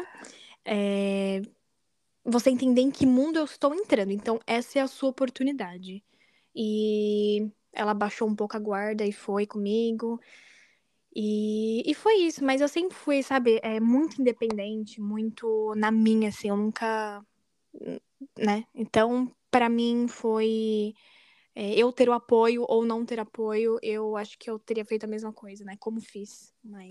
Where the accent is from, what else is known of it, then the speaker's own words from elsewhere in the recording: Guarulhos, São Paulo, Brazil; moved away as an adult; also born or lived in United States; now in Netherlands; eu sou de Guarulhos, São Paulo, no Brasil